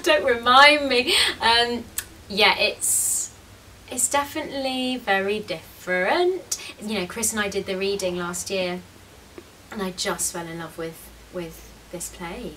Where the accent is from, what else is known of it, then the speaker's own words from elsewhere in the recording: London, United Kingdom; I'm from London